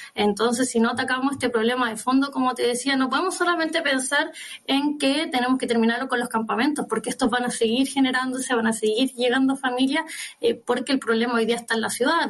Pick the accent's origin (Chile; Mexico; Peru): Chile; Biobío; yo vengo de la región de Biobío